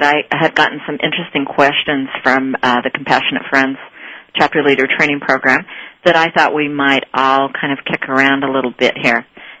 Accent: Utah, United States; I went up to one and said that I was from Utah originally

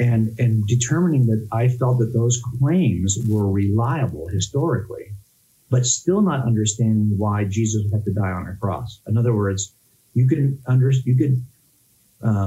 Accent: Los Angeles County, California, United States; born or raised there

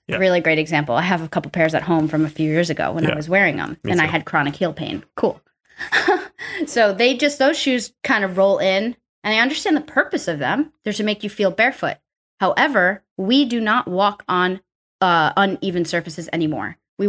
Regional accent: East Coast, United States; I'm from the East Coast. I call them sneakers.

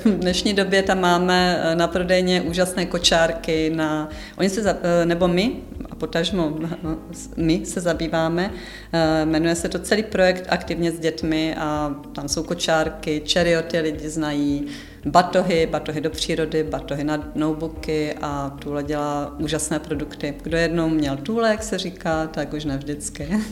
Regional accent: Jihlava, Vysočina Region, Czechia; jsem z Jihlavy

